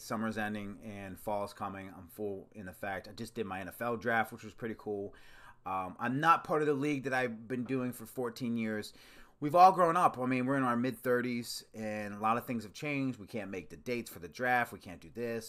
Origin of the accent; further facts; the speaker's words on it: Maryland, United States; I grew up, well, Maryland, which is kinda on the outskirts of the Northeast.